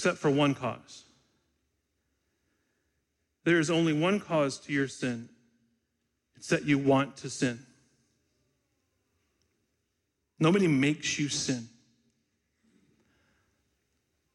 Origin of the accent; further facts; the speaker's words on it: Michigan, United States; When I was a kid growing up in Michigan during the hot, humid summers